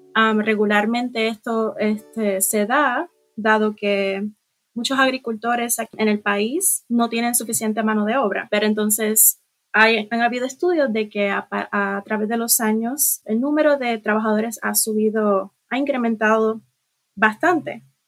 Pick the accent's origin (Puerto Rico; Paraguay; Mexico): Puerto Rico